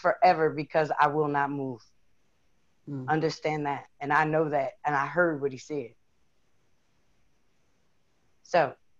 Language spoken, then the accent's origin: English; East Coast, United States; Now, see, I'm from the East Coast, so it's about 11 o'clock.